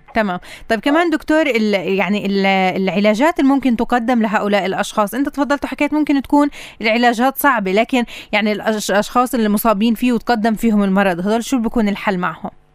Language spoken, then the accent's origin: Arabic; Palestine; عندنا بفلسطين